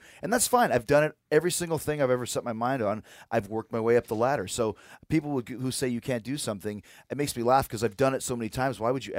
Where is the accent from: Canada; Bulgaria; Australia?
Canada; Winnipeg, Manitoba; So growing up in Winnipeg, when I was a kid, I decided that I wanted to be in a rock band and I wanted to be a wrestler.